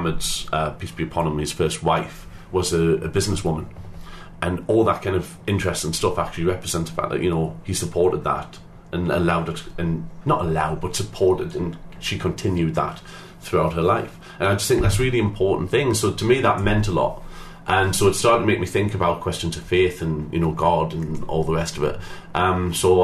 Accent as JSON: {"language": "English", "town": "Newcastle upon Tyne", "region": "North East England", "country": "United Kingdom", "accent": "Geordie", "said": "I'm from Newcastle"}